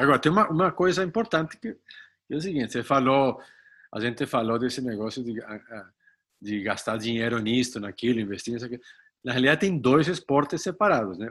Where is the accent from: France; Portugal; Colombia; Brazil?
Colombia; moved away; sou colombiano